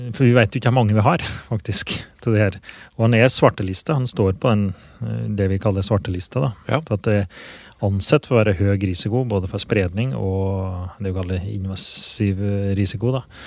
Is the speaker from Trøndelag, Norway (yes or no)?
no; Åsnes, Innlandet, Norway; now in Grua, Norway; jeg er fra Åsnes som bor i Grua